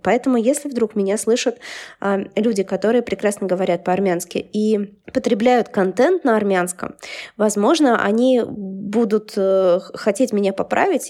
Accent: Siberia, Russia; moved away; я же из Сибири

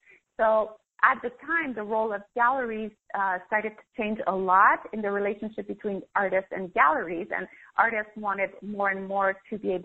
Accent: Canada; moved away as an adult; also born or lived in Paris, France; I'm Canadian. So I left everything, my job, my condo, my family, my friends, and I moved to Europe, Paris

